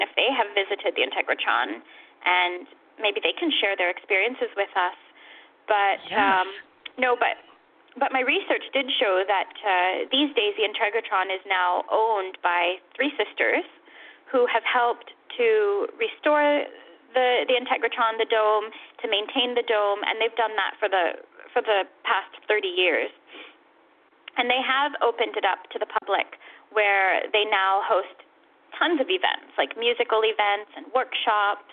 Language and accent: English; California, United States; moved away; I'm actually from California.